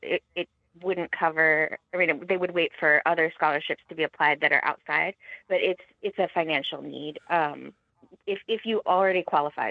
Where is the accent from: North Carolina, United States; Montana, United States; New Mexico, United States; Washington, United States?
Montana, United States; I grew up in Montana, and I attended Montana State